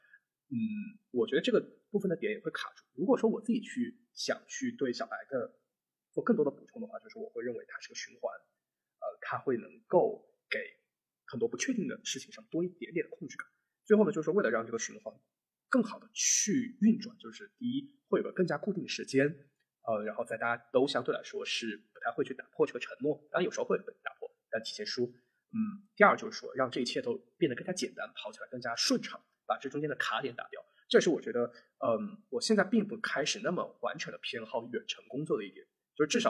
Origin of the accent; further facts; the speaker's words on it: Zhenjiang, Jiangsu, China; 结果我老家又被封。本身我的预期是有三个月里面我可以处理很多很多事情，结果就在镇江就待了一个月。